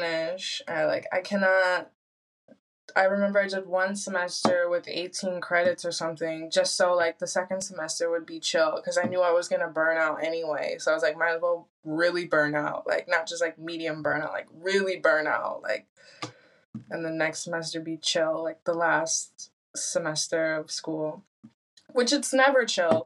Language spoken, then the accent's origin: English; Michigan, United States; moved away as an adult; also born or lived in Sweden; now in Spain; growing up in Michigan